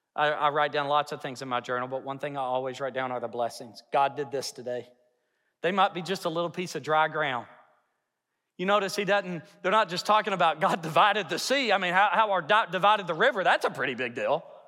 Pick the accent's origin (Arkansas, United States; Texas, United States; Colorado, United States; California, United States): Arkansas, United States; Hot Springs; now in Yukon, United States; I'm from Hot Springs